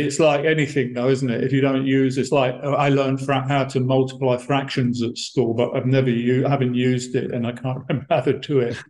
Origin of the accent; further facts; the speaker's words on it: Brighton, South East England, United Kingdom; moved away as an adult; also born or lived in Monterrey, Mexico; I'm from Brighton, and uh, I I grew up there in that city